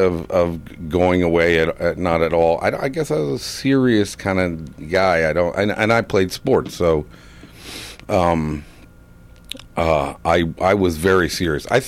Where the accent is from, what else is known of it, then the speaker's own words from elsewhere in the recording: Illinois, United States; moved away as an adult; also born or lived in Vermont; I grew up in Illinois